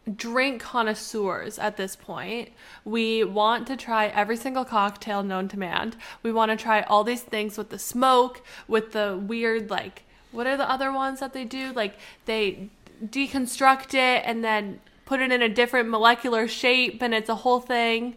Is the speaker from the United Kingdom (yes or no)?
no; Canada; we are Canadian